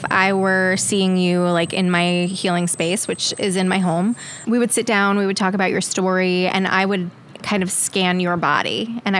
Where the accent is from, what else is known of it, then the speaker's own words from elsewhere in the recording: New York, United States; now in Kansas City, United States; I grew up on Long Island. Very glamorous.